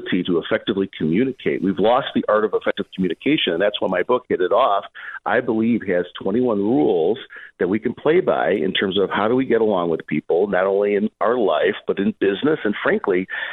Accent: Berwyn, Illinois, United States; I grew up in Berwyn, you know, not too different from Elvis Park

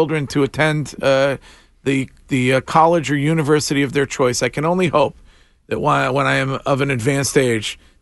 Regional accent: Stow, Massachusetts, United States; my hometown of Stowe, Massachusetts

